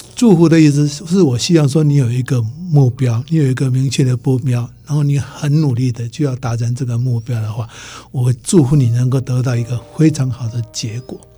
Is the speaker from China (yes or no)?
no; Taiwan; moved away; 我回台湾以后的